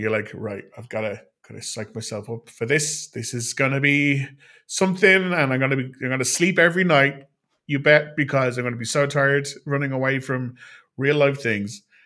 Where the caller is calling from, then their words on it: Ireland; I am calling from Ireland